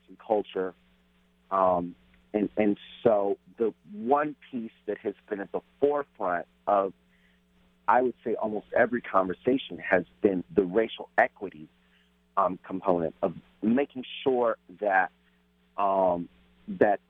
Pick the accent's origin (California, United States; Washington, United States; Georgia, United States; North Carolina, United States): Washington, United States; Renton; I'm from Renton. I'm from South King County.